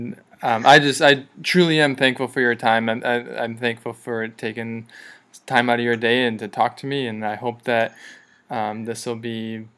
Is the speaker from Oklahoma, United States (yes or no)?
no; Milwaukee, Wisconsin, United States; moved away as an adult; now in Orange County, United States; I didn't grow up here, and I remember I grew up in Wisconsin, in Milwaukee, right in the middle of the country